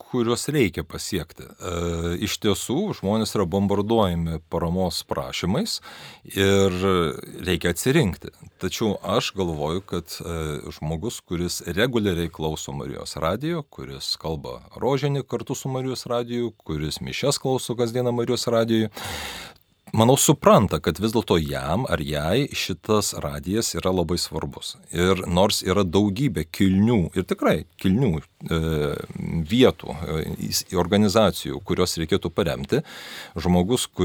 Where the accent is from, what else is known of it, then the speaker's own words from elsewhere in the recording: Lithuania; visi mes lietuviai vienai per kitaip iš kaimo.